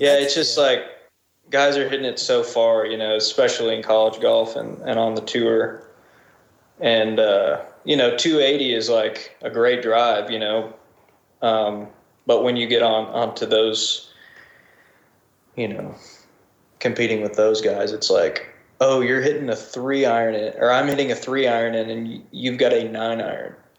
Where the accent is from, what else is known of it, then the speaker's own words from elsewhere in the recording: Springfield, Missouri, United States; moved away as an adult; also born or lived in Rogersville, Missouri; now in Nashville, United States; my hometown, Springfield